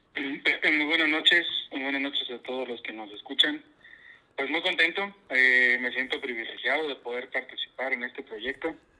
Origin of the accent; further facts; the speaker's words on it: Castillo, Coahuila, Mexico; yo soy originario de la ciudad de Castillo, Coahuila. Yo nazco ahí